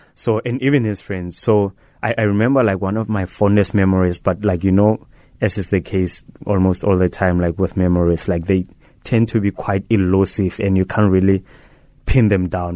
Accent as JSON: {"language": "English", "region": "North West", "country": "South Africa", "tie": "born or raised there", "moved": "yes", "said": "I was born in the Northwest Province, like, in, in Flagstaff"}